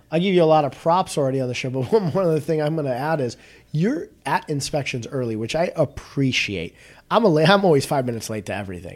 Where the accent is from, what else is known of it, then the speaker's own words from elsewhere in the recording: Northbrook, Illinois, United States; I grew up in Northbrook